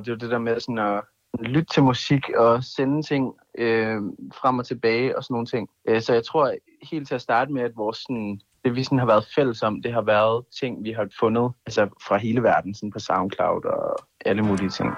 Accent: Kolding, Southern Denmark, Denmark; i min kælder i Kolding, hvor jeg kommer fra

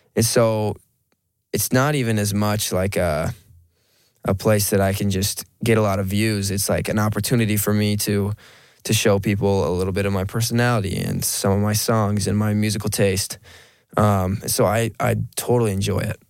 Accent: Monroe, Washington, United States; moved away as an adult; now in Las Vegas, United States; I'm a kid from Monroe, Washington. I I grew up with four sisters

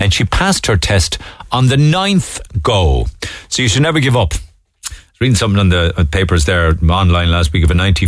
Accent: Cork, Munster, Ireland; now in Manchester, United Kingdom; I'm from Cork myself … I'm teaching Rosie about how integral your show is to everyone in Cork in the mornings.

